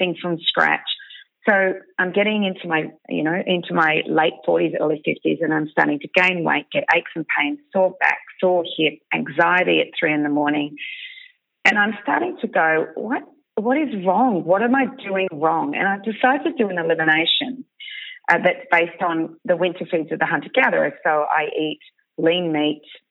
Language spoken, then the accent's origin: English; Bendigo, Victoria, Australia; I'm from Bendigo